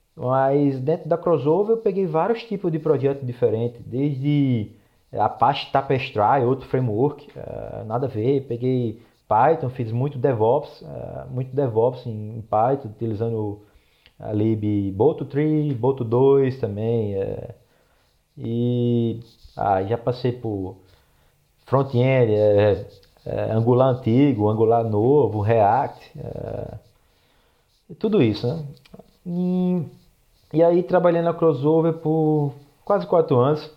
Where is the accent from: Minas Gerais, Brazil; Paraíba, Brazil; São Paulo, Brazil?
Paraíba, Brazil; João Pessoa; moved away as an adult; also born or lived in San Diego, United States / Torrance, United States; now in Los Angeles, United States; sou de João Pessoa, na Paraíba. Atualmente eu moro em Los Angeles, na, na Califórnia